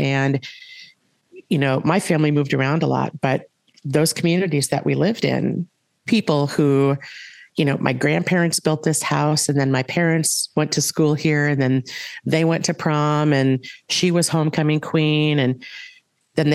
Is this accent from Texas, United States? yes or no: no; Minnesota, United States; also born or lived in California / Wisconsin / Pipestone, Minnesota; I primarily grew up in Minnesota. I was born in California, and at like 18 months old, we moved here. My dad is a West Central Minnesota farm kid. And, you know, my sister and I did the majority of our growing up in Minnesota